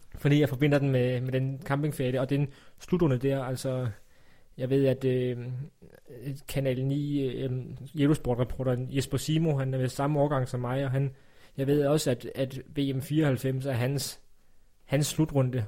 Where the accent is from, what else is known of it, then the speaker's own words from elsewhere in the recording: Funen, Southern Denmark, Denmark; Jeg er jo fra Fyn